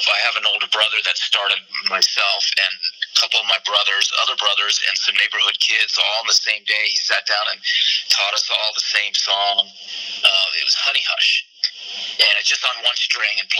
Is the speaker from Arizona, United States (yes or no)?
yes; Tucson, Arizona, United States; moved away as an adult; also born or lived in California; I'm from Tucson, but I had moved to California in 1993.